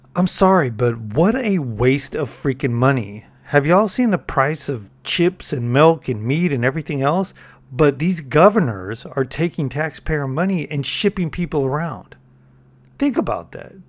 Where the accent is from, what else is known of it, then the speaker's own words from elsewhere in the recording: California, United States; I'm from Cali